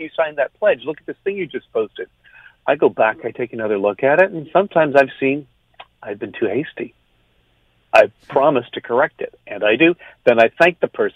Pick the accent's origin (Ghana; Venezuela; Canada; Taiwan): Canada; now in United States; I'm Canadian